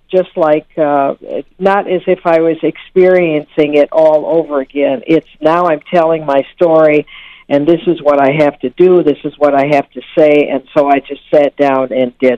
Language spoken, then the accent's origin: English; Saginaw, Michigan, United States; also born or lived in Detroit, Michigan; I came to be adopted by my adoptive parents and growing up in Saginaw, Michigan